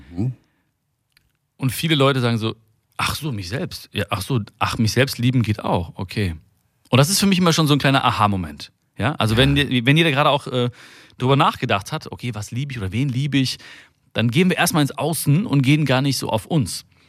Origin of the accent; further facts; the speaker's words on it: Germany; also born or lived in India; ich bin ein, ein, ein Deutscher im Herzen und ich bin auch aber auch ein Inder im Herzen